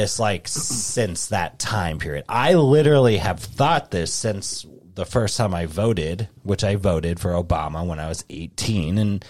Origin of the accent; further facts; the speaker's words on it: United States; I can say whatever the hell I want because I'm American.